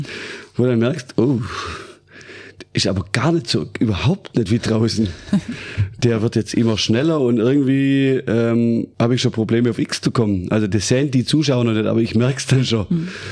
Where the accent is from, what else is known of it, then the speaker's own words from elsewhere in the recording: Stuttgart, Baden-Württemberg, Germany; Ich bin geboren worden im Krankenhaus in Stuttgart